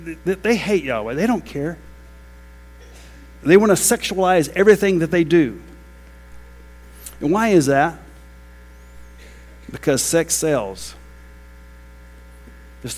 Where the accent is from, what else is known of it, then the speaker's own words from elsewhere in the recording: United States; I'm American.